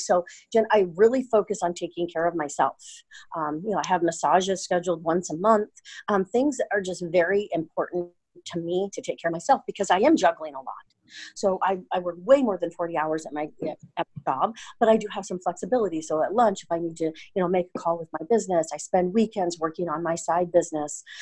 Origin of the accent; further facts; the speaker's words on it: Portland, United States; I'm from Portland